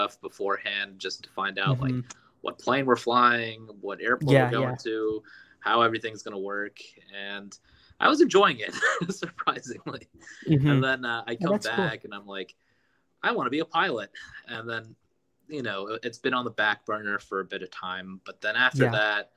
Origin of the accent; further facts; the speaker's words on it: United States; also born or lived in Los Angeles, California; I'm American. I'm an American citizen